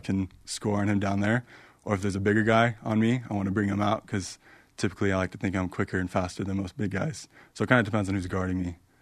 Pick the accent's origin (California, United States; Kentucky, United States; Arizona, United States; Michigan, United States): Arizona, United States; growing up in Arizona, loved A S U.